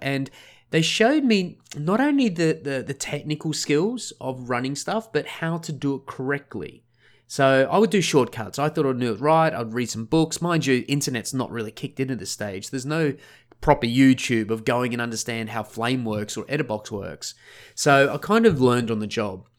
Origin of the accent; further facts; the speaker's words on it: Sunshine Coast, Queensland, Australia; also born or lived in Scotland / Melbourne; where I grew up was a place called the Sunshine Coast. Sunshine Coast is on the east coast of Australia, just north of Brisbane by about an hour.